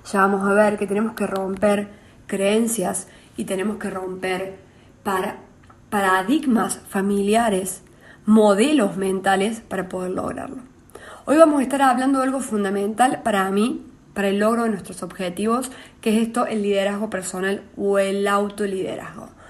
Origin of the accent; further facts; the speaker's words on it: San Antonio de Litín, Córdoba, Argentina; soy cordobesa, soy oriunda de, San Antonio de Litín, un pueblo cerca de Villa María, provincia de Córdoba